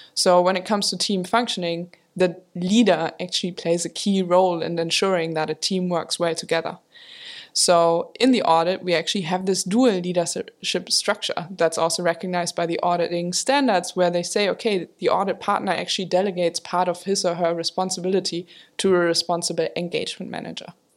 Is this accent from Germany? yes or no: yes; Germany; moved away as an adult; also born or lived in Maastricht, Netherlands; I grew up in Germany